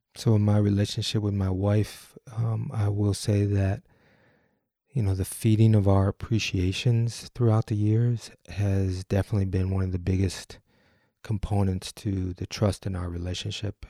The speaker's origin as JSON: {"language": "English", "town": "Detroit", "region": "Michigan", "country": "United States", "said": "I'm from Detroit"}